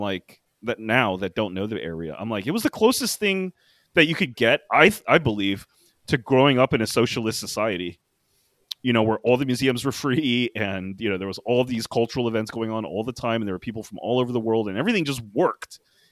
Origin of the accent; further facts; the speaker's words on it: Washington D.C. area, District of Columbia, United States; moved away; my hometown